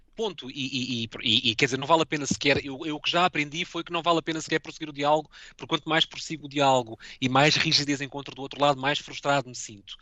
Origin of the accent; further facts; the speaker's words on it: Lisbon, Portugal; moved away as an adult; now in Brussels, Belgium; Eu sou de Lisboa